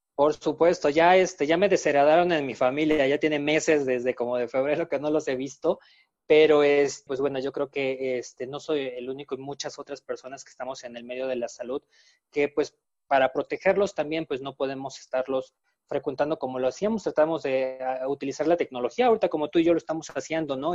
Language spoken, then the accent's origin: Spanish; Mexico; los mexicanos sabemos hacerlo